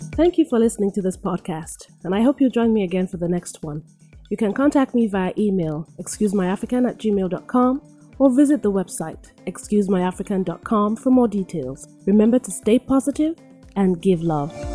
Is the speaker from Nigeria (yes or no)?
yes; Nigeria; now in United States; I come from one of the countries known as Nigeria